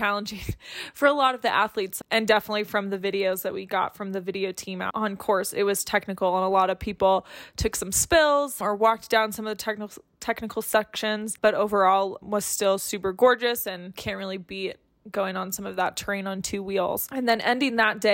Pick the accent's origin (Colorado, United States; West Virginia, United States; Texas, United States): Colorado, United States; the United States, which is where I'm from Colorado